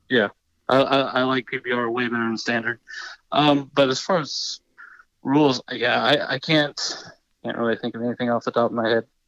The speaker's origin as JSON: {"language": "English", "region": "South Carolina", "country": "United States", "said": "I'm, I'm from South Carolina."}